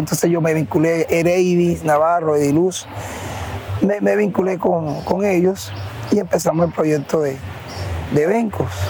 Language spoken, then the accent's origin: Spanish; San Basilio de Palenque, Bolívar, Colombia; also born or lived in Cartagena; now in Barranquilla, Colombia; soy oriundo de San Basilio de Palenque